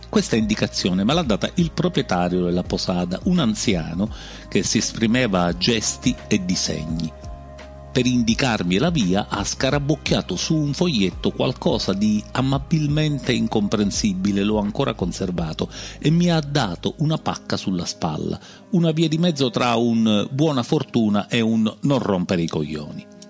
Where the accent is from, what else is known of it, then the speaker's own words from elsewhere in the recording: Sicily, Italy; da noi in Sicilia